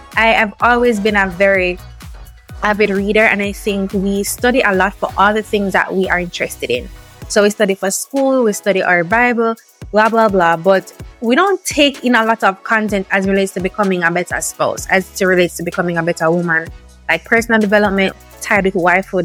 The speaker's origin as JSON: {"language": "English", "country": "Jamaica", "said": "the Jamaican part of it because we're special, right? It's different for us."}